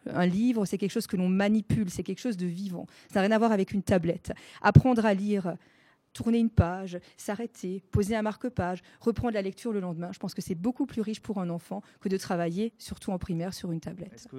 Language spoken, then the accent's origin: French; Alsace, Grand Est, France; first language Alsatian; French is a second language; L'alsacien est ma langue maternelle.